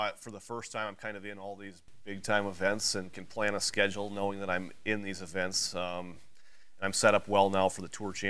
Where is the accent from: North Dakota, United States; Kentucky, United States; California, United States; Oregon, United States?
North Dakota, United States; moved away; And I grew up in North Dakota, so yeah. I'm used to those cold conditions as well